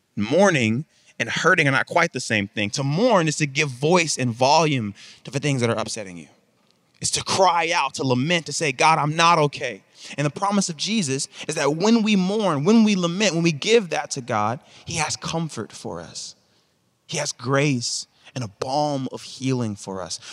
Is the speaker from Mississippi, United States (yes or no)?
yes; Mississippi, United States; now in Texas, United States; I come from Mississippi, and I live in Texas now